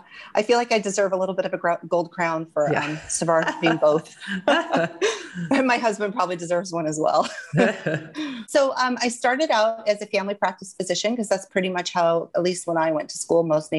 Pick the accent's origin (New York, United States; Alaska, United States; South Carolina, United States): Alaska, United States; Alaska is my home state. I had moved back there in 2010.